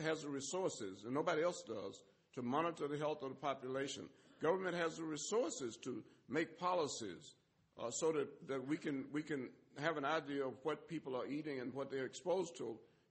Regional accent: Alabama, United States; I grew up in Alabama at a time of segregation and discrimination.

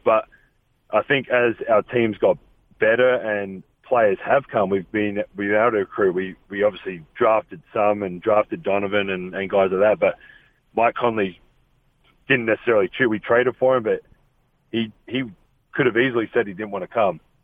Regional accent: Australia; moved away as an adult; now in Salt Lake City, United States; Growing up in Australia

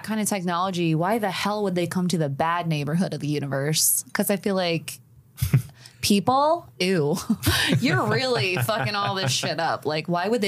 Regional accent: Appalachia, United States; I am an Appalachian

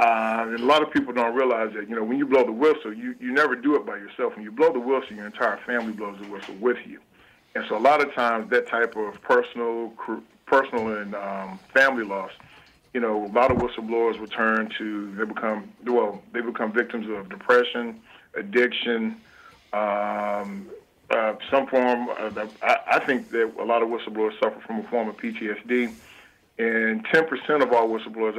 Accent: Arkansas, United States; I grew up in the Arkansas River Delta. Again, the soil was rich, but the people were poor.

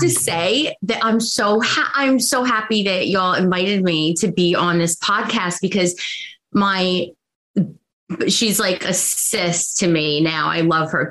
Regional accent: New York, United States; also born or lived in Long Island, New York; born in New York, raised, then moved to Long Island

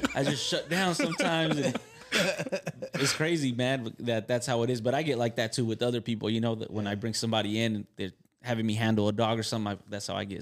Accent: Carson, California, United States; I'm from Carson

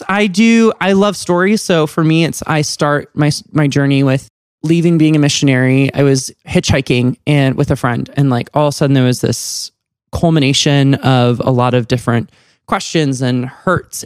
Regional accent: Colorado Springs, Colorado, United States; moved away as an adult; now in Atlanta, United States; I grew up in Colorado Springs, super evangelical

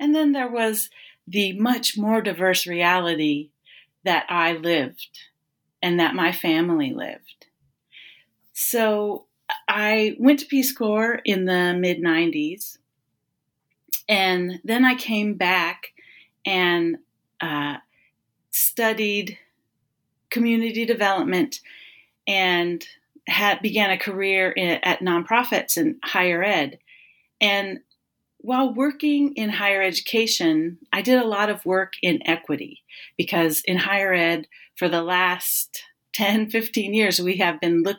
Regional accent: West Coast, United States; also born or lived in Northern California / Oregon / Washington State; So I grew up on the West Coast, living between Northern California, Oregon, and Washington State.

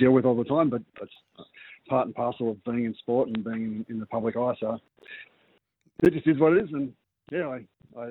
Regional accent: New Zealand; As Kiwis and as a Kiwi team

